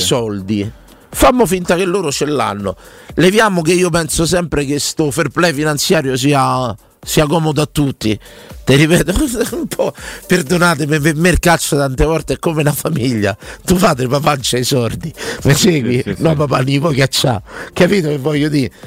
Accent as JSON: {"language": "Italian", "town": "Rome", "region": "Lazio", "country": "Italy", "said": "sono romano e romanista"}